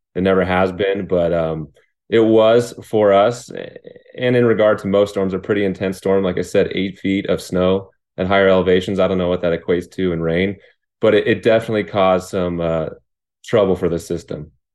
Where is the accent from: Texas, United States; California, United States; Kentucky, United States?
California, United States; Riverside; also born or lived in Lake Arrowhead, California; I was born in Riverside, California, which is about an hour away from where I live right now in Lake Arrowhead.